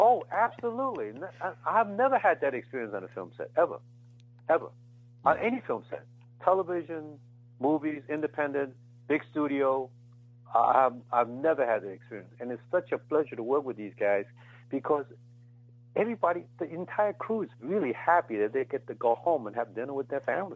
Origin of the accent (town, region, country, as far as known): United States; born or raised there